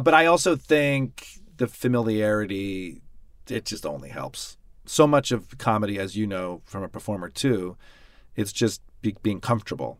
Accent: Michigan, United States; I'm from the Middle West. I'm from Michigan

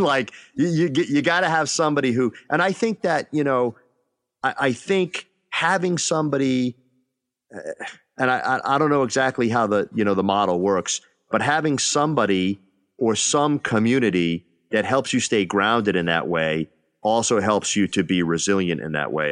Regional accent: Northeast, United States; moved away; I'm from the Northeast

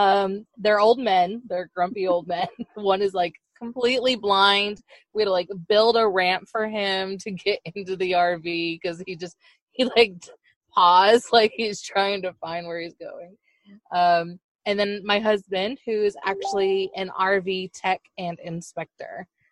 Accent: Florida, United States; And then I blame Epcot, because I grew up in Florida and went to Epcot a lot.

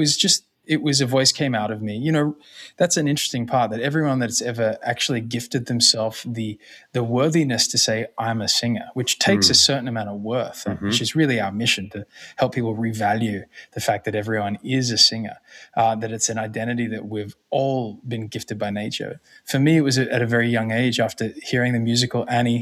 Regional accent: Australia; moved away; also born or lived in New York City / Los Angeles; growing up in Australia.

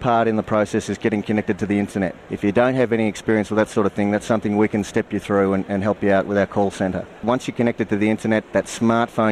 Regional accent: Australia; accent: Australian; I'm from Australia, so I hope you can understand my Australian accent

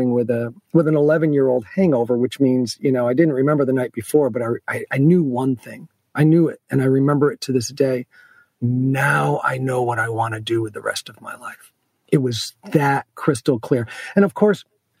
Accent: Rotterdam, New York, United States; I was raised in Rotterdam

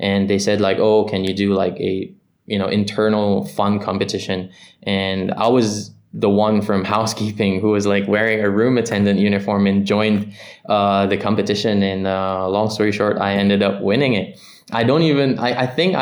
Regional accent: Manila, Metro Manila, Philippines; moved away as an adult; now in Singapore; I was born and raised in Manila, Philippines

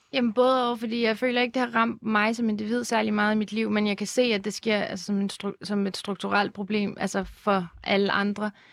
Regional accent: Lyngby, Capital Region of Denmark, Denmark; jeg voksede op i Lyngby i et rimelig sådan dansk kvarter

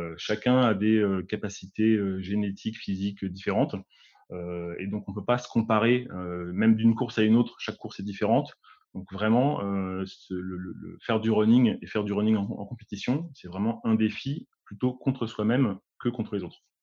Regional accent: Paris region, Île-de-France, France; Je suis originaire de la région parisienne, donc euh, de la banlieue parisienne même

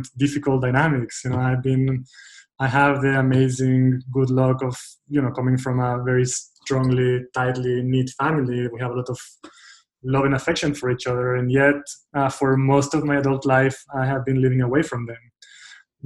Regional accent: Israel; moved away; I grew up in Israel, and through middle school, through high school, through my, you know, like young adulthood, I was part of a very tightly knit, strong group of friends

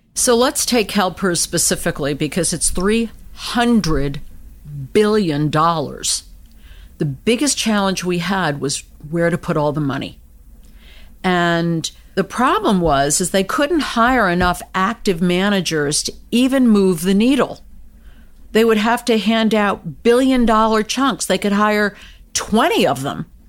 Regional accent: United States; I was born and raised in the United States

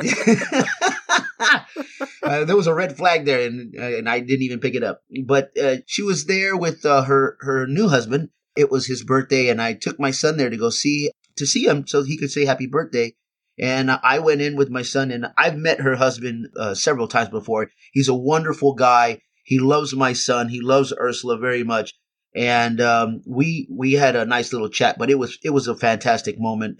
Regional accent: Texas, United States; moved away; back in my hometown in front of my, my family and my friends

